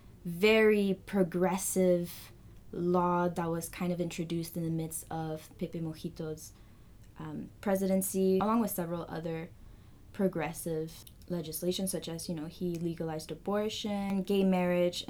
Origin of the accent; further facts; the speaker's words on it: Canada; I'm from Chile, second generation. My parents are from there, but I'm born and raised here